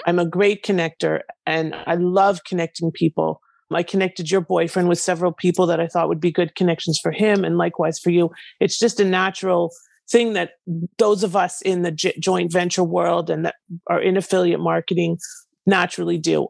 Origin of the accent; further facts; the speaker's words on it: Canada; now in United States; I am originally from Canada and I live in the US